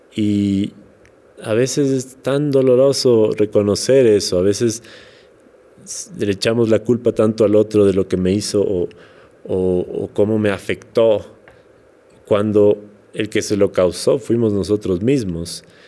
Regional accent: Quito, Pichincha, Ecuador; accent: serrano; also born or lived in Portoviejo, Manabí; yo soy manavita, nací en Puerto Viejo, pero no vivía allá, crecí en Quito. Entonces hablo como un poco serrano, no 100%, serrano, sí

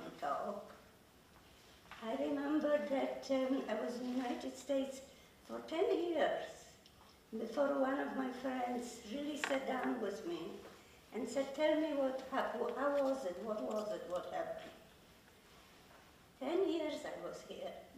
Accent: Krakow, Lesser Poland, Poland; moved away; I am from Poland. I lived in Krakow.

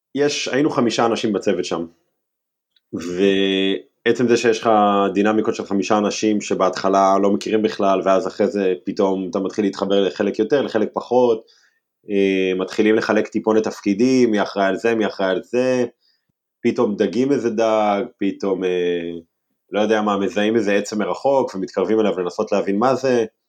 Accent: Herzliya, Tel Aviv District, Israel; אני ילד מהרצליה

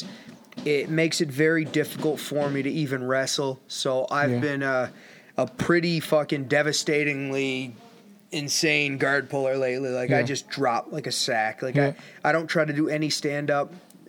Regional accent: Canada; So... we're Canadians because we're from Canada.

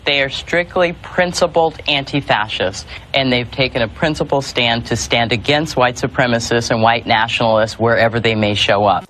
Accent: United States

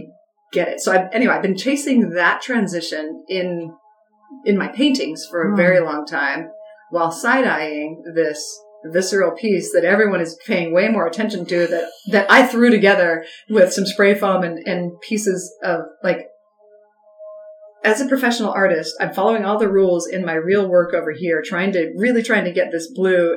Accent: Salt Lake City, Utah, United States; moved away as an adult; also born or lived in Logan, Utah; now in Anchorage, United States; I grew up in Salt Lake, which is the legitimate city

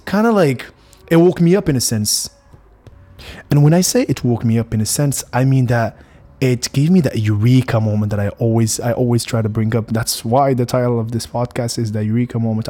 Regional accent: Morocco; also born or lived in United States; I am Moroccan. I grew up in Morocco for a good fifteen, sixteen years of my life.

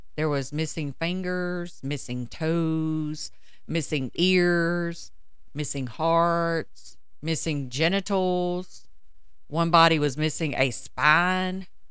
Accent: United States; we grew up here in the States with religious backgrounds

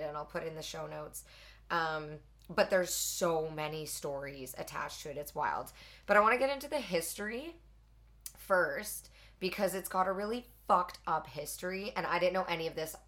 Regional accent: Edmonton, Alberta, Canada; I grew up in Edmonton or just outside in yeah. the burbs.

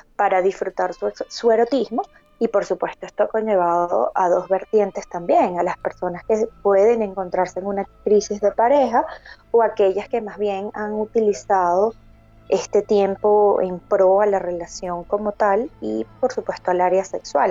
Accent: Barquisimeto, Lara, Venezuela; moved away as an adult; now in Medellín, Colombia; soy de Venezuela, de una ciudad que se llama Parquisimeto

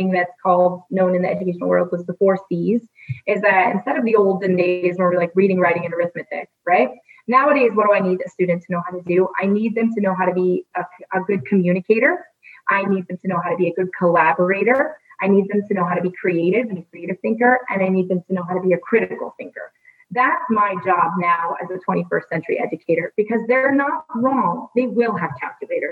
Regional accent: United States; being an American

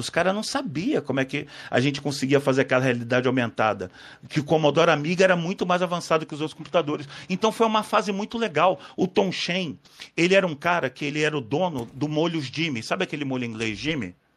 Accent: Rio de Janeiro, Brazil; moved away; also born or lived in São Paulo / Paraguay; Mas eu passei minha adolescência no Rio

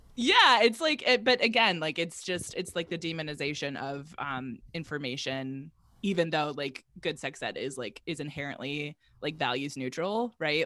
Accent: Virginia, United States; I grew up in Virginia, and so there's also, like, kind of the southern, um, like, side of things

